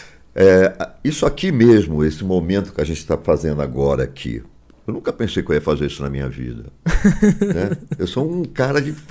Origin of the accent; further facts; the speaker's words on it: Rio de Janeiro, Brazil; now in São Paulo, Brazil; Eu sou carioca, mas eu não uhum. queria voltar. Eu já morava em São Paulo, minha vida já estava em São Paulo, então eu não queria voltar para o Rio.